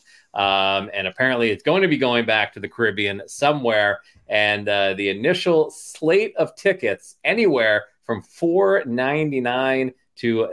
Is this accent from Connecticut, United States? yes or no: no; Philadelphia, Pennsylvania, United States; my hometown, Philadelphia